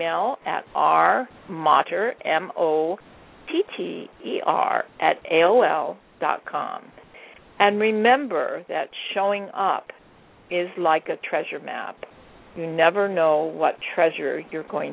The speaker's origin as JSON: {"language": "English", "region": "Hawaii", "country": "United States", "moved": "yes", "lives_now": "California, United States", "said": "I live in California, and I'm originally from Hawaii"}